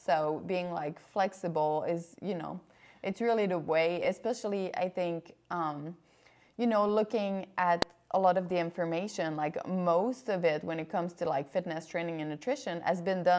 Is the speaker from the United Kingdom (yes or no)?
no; Canada; I'm Canadian.